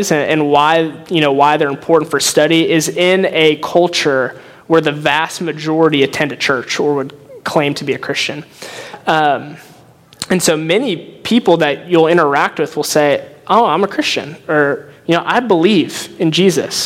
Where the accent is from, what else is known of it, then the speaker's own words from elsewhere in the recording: Northwest Indiana, United States; moved away as an adult; now in Evansville, United States; I grew up in Northwest Indiana, secular household, went to college in Indianapolis